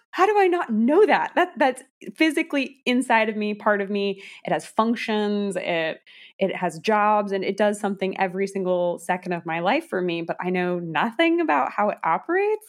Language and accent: English; California, United States; moved away; also born or lived in Iowa; I was born and raised in California